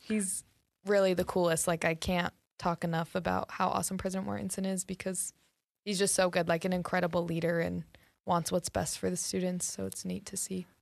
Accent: North Ogden, Utah, United States; I am from North Ogden, so really close. I grew up there

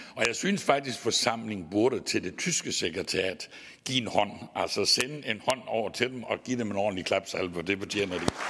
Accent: Vojens, Southern Denmark, Denmark; accent: Southern Jutlandic (sønderjysk); så er jeg jo sønderjyde, og det kan I også godt samtidig høre på min dialekt

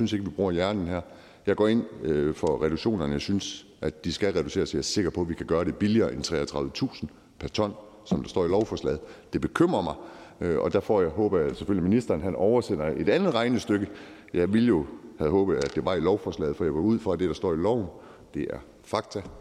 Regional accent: North Jutland, North Denmark Region, Denmark; jeg er nordjyde

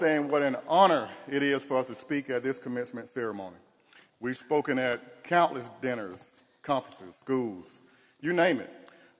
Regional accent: Tarleton, Georgia, United States; we're two young men from country towns who just wanted to make a difference. I grew up in Tarleton, Georgia, a small rural town with two traffic lights

